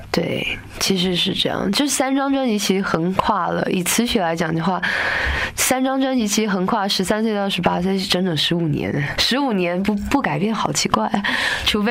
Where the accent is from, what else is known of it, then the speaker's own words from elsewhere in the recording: Taipei, Taiwan; 因为我是台北长大的，小孩子嘛，在台湾的北部